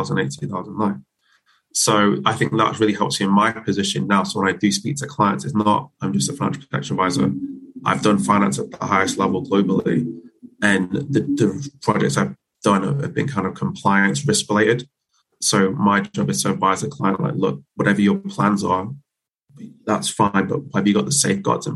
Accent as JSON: {"language": "English", "town": "Manchester", "region": "North West England", "country": "United Kingdom", "also_born_or_lived": "Birmingham / New York", "moved": "as an adult", "lives_now": "London, United Kingdom", "said": "I'm originally from Manchester, studied business at Birmingham."}